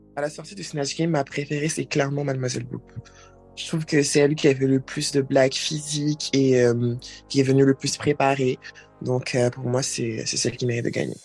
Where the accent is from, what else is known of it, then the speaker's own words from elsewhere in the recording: Côte d’Ivoire; moved away; j'ai grandi, bien grandi en Côte d'Ivoire